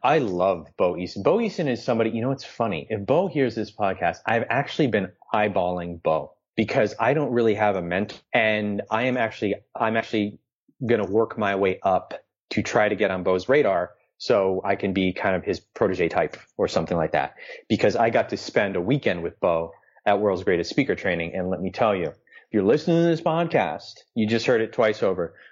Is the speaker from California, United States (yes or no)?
no; New York City, New York, United States; I'm a New Yorker